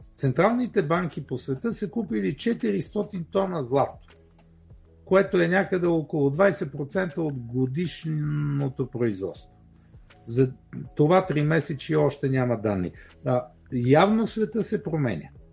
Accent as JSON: {"language": "Bulgarian", "country": "Bulgaria", "said": "ние сме си българи и живеем тук"}